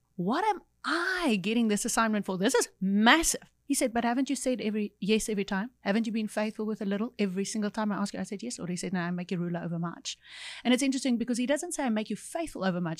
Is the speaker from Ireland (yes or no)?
no; Cape Town, Western Cape, South Africa; I grew up in Cape Town